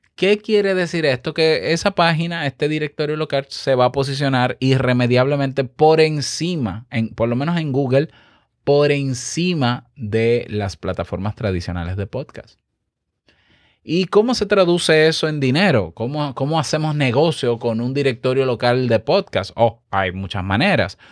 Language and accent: Spanish; Dominican Republic; yo, que soy dominicano